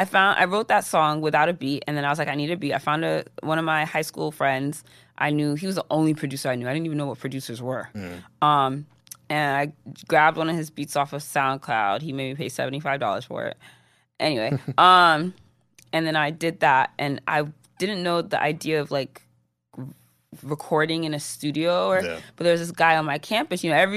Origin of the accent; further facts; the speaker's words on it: Atlanta, Georgia, United States; But I spent most of my time growing up in Atlanta during my high school years. Mm-hmm. So I feel like those are more so the formative years of an individual. Growing up in Atlanta was great.